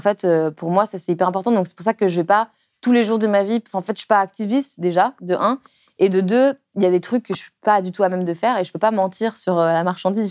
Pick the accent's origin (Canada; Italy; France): France; Lyon, Auvergne-Rhône-Alpes; now in Paris, France; quand j'étais enfant à Lyon, enfin en banlieue lyonnaise